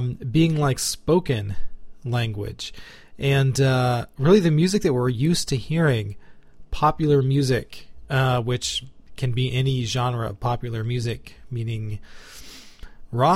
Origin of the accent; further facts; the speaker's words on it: United States; as an American, this is our English.